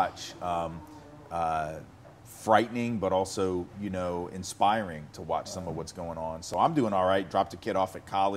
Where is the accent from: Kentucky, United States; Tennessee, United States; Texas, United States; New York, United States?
Tennessee, United States; Nashville; I grew up in Nashville and I was born in 1968.